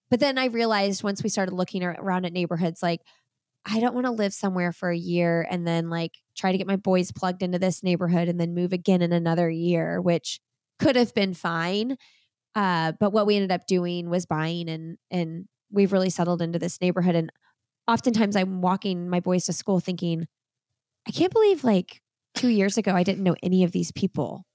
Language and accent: English; Bloomington, Indiana, United States; moved away as an adult; now in Raleigh, United States; I grew up in Bloomington, lived in Indianapolis for twenty years, eighteen years, something like that. And we packed up and moved to Raleigh, North Carolina about two years ago